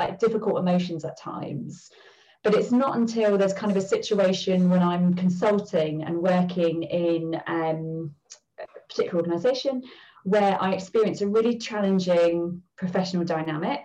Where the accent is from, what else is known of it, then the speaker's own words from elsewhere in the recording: London, United Kingdom; I grew up in the East End of London.